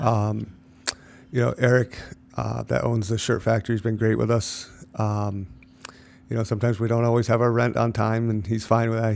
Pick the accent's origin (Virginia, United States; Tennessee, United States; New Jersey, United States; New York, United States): New York, United States; Lake George; I grew up in Cloverdale, went to, uh, Lake George High School